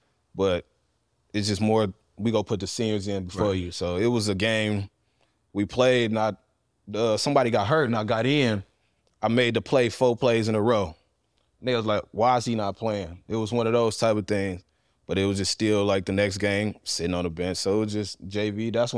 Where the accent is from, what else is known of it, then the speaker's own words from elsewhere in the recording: Euclid, Ohio, United States; also born or lived in Cleveland, Ohio / East Cleveland, Ohio; I grew up in Euclid. I was born on the west side of Cleveland, lived in East Cleveland about 3-4 years, then moved to Euclid in 99, and just grew up out there.